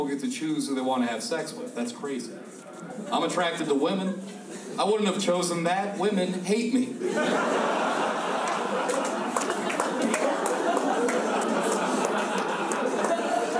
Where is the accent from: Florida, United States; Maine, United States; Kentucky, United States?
Florida, United States; growing up in Florida